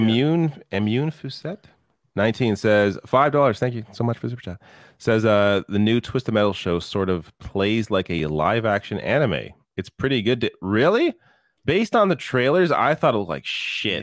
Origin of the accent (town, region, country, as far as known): Canada